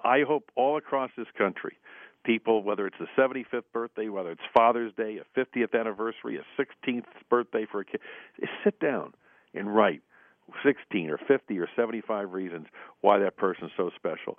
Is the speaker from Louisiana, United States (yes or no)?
no; Buffalo, New York, United States; born or raised there; now in Washington, United States